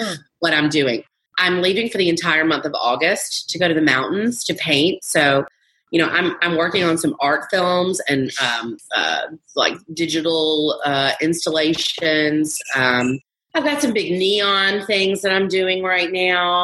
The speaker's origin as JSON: {"language": "English", "region": "the South", "country": "United States", "tie": "born or raised there", "said": "I was brought up in the South to be a trophy wife"}